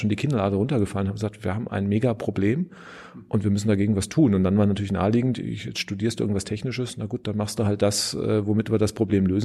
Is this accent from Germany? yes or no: yes; Frankfurt am Main, Hesse, Germany; also born or lived in Karlsruhe / Spain; now in Berlin, Germany; studiert habe ich in Karlsruhe, das ist also in Süddeutschland, aufgewachsen in Frankfurt am Main und ja, dann habe ich in Berlin meine Doktorarbeit gemacht, war dann noch ein paar Jahre in Spanien, jetzt dann wieder in Berlin.